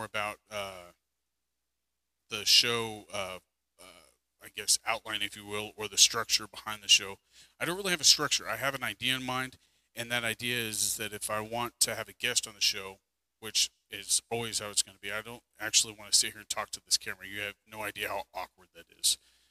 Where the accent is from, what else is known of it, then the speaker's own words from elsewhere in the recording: United States; as an American citizen